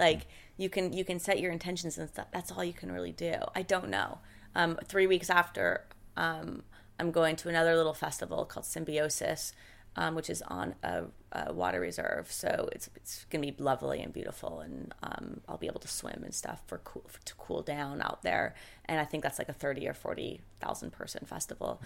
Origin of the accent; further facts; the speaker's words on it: Seattle, Washington, United States; I'm from Seattle. I'm from, like, the …, you know, the … and … days